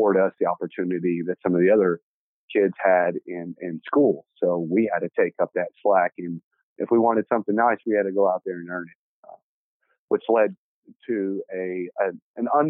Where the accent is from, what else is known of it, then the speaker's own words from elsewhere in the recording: Dallas, Texas, United States; I was born and raised here in Dallas. Started out in Oak Cliff